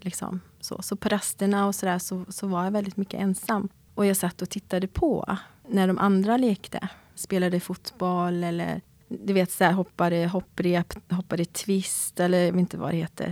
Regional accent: Sweden; also born or lived in South Korea; jag är adopterad och jag kom till Sverige när jag var åtta månader

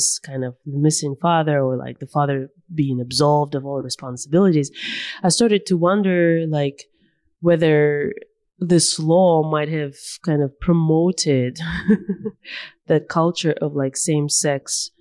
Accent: Russia; growing up in Russia

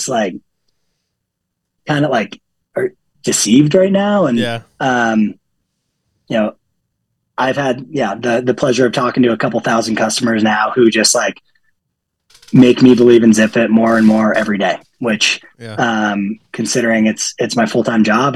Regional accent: Hanover, New Hampshire, United States; growing up in Hanover, New Hampshire

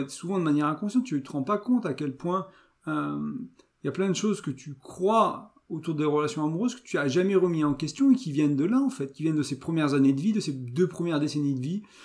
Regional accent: France; je suis français, je vis en France

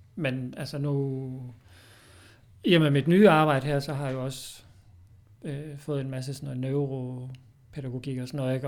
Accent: Odense, Southern Denmark, Denmark; moved away as an adult; now in Fredericia, Denmark; bor i Fredericia. Kommer oprindeligt fra Odense

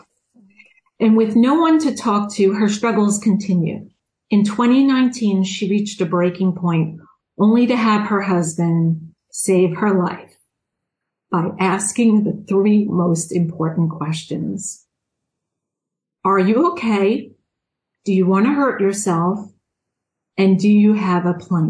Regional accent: Long Island, New York, United States; accent: Long Island; I'm from New York. I'm guessing you can hear my Long Island accent.

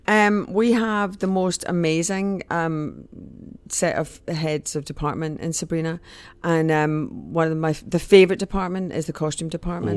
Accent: Scotland, United Kingdom; also born or lived in Mexico; I am Scottish

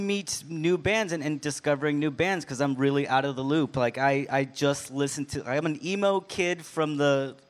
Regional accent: Austin, Texas, United States; I'm from Austin, born and raised.

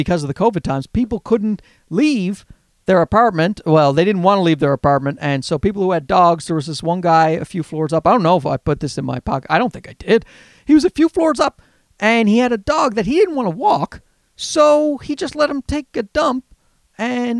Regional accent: Newfoundland and Labrador, Canada; accent: Newfie; you hear my Newfie accent there?

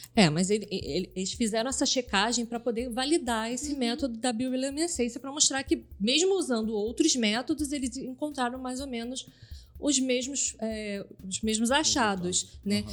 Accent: Southeast Brazil, Brazil; eu, que sou cria do Sudeste

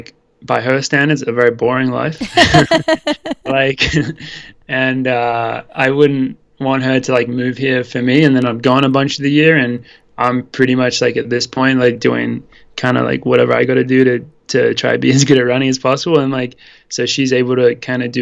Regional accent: Sydney, New South Wales, Australia; moved away as an adult; also born or lived in Wisconsin; now in Boulder, United States; we represented New South Wales because we're both from Sydney in Australia, and we've both been running since a young age.

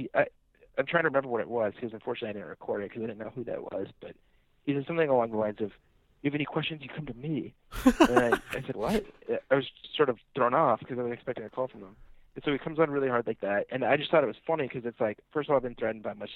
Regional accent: the Bay Area, California, United States; moved away; I'm from the Bay

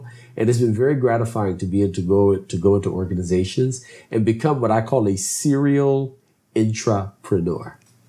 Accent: Philadelphia, Pennsylvania, United States; also born or lived in southern United States; grew up north in the Northeast in Philadelphia.

